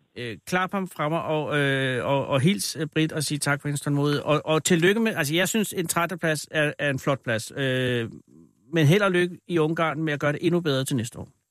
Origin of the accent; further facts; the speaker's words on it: Copenhagen, Capital Region of Denmark, Denmark; jeg er fra København